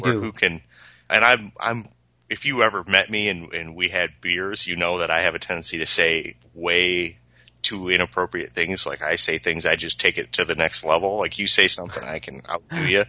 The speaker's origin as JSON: {"language": "English", "town": "Peru", "region": "Illinois", "country": "United States", "said": "I'm from Peru"}